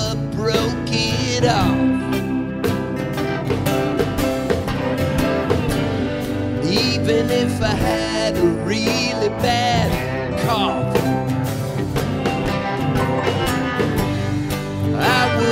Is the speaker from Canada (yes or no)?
yes; Halifax, Nova Scotia, Canada; I was born in Halifax, Nova Scotia.